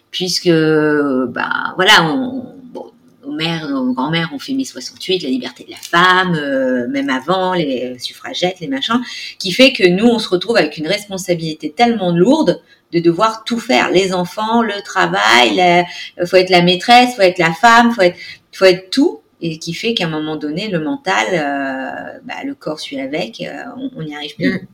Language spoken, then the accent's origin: French; Gabon; born there; Moi, je suis née au Gabon, je suis d'origine réunionnaise et je suis française.